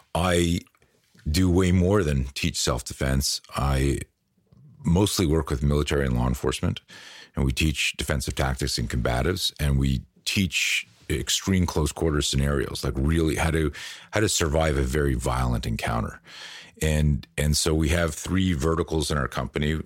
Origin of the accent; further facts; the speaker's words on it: Canada; moved away as an adult; also born or lived in Virginia Beach, United States; now in United States; we grew up on the East Coast. I lived in, in Canada most of my life, moved to the States in, like, two thousand eight